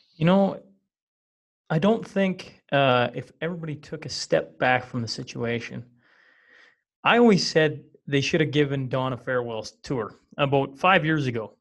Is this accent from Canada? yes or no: yes; small town Western Canada, Canada; I come from Western Canada, and not only do I come from Western Canada, I come from small town Western Canada